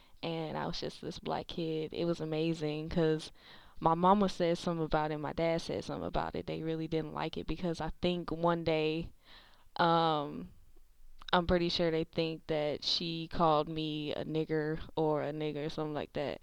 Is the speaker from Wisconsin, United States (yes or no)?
yes; Milwaukee, Wisconsin, United States; now in Memphis, United States; I am currently in Memphis, Tennessee. I was born and raised in Milwaukee, Wisconsin.